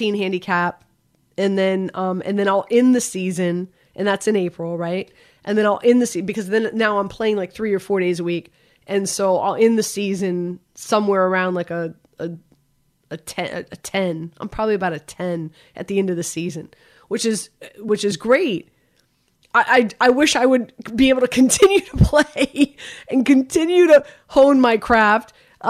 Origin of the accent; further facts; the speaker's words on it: Miami, Florida, United States; also born or lived in Northeast United States; now in Northeast, United States; I grew up in Miami. I grew up playing golf